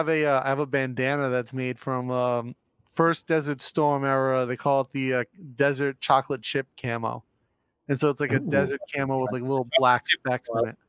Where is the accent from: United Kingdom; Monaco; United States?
United States; Northeast; moved away; I grew up in the Northeast, right? So. Not a very military-centric part of the country.